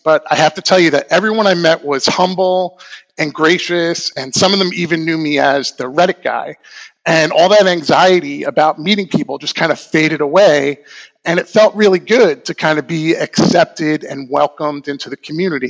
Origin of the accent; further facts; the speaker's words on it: Long Island, New York, United States; now in Portland, United States; I'm originally from Long Island, New York, and I've been living in the Portland, Oregon metro area for about the past 20 years